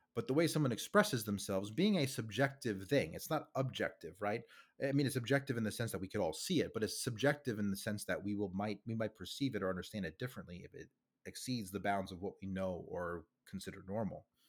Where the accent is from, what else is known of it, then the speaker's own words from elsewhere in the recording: New York, United States; I'm from New York. I'm a New Yorker born and raised